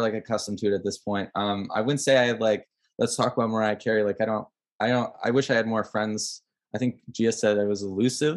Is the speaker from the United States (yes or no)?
no; Ottawa, Ontario, Canada; moved away as an adult; now in Toronto, Canada; I'm from Ottawa, but I live in Toronto because I'm here for school